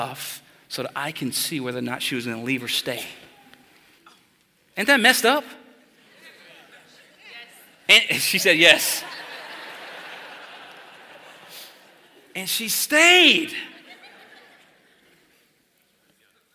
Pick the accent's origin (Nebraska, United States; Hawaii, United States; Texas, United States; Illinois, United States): Texas, United States; I'm from Texas